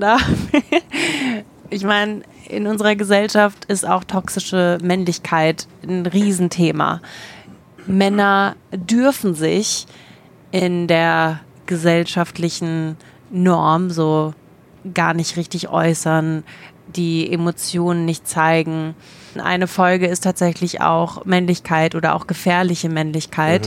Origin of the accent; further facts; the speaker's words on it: Germany; Ich bin in Deutschland geboren